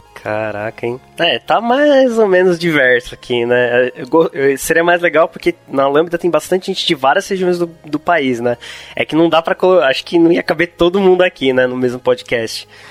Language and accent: Portuguese; Santo André, São Paulo, Brazil; eu sou de São Paulo mesmo, eu nasci em Santo André. Acho que convivi bastante com, com gírias do ABC